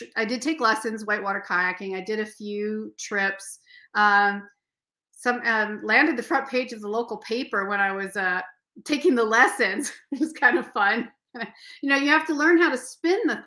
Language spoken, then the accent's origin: English; Seattle, Washington, United States; moved away; I grew up canoeing on Puget Sound